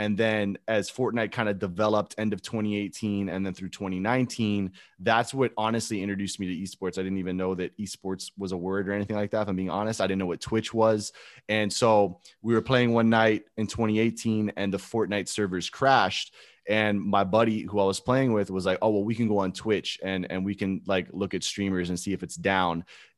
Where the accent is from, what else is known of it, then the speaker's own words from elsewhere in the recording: Gainesville, Florida, United States; but I was a Florida boy because I grew up in Gainesville.